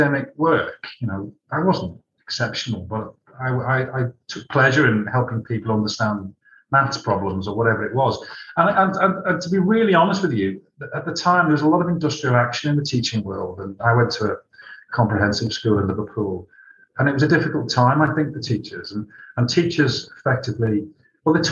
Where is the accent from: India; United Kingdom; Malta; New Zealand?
Malta; I was born in Malta.